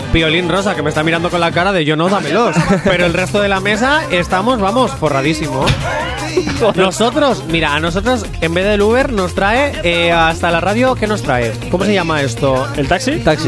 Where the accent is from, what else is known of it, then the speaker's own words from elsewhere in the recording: Spain; nosotros somos verdaderos españoles